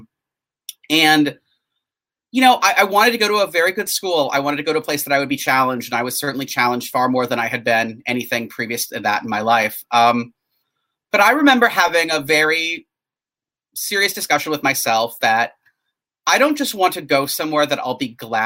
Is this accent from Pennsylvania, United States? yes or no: no; northern Wisconsin, United States; moved away as an adult; also born or lived in St. Paul, Minnesota; now in Charlottesville, United States; I grew up in a small town in the Midwest in sort of northern Wisconsin